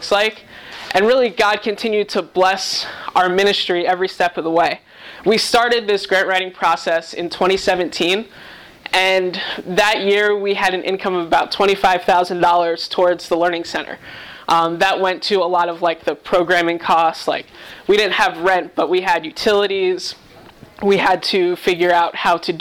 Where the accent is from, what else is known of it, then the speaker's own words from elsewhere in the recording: New York, United States; moved away as an adult; also born or lived in Massachusetts; now in Cleveland, United States; I was born and raised in New York